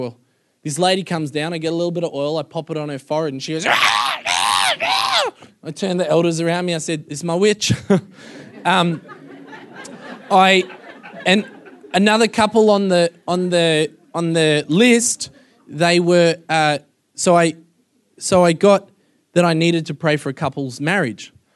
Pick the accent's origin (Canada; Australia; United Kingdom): Australia; Melbourne, Victoria; moved away as an adult; now in United States; I'm from Melbourne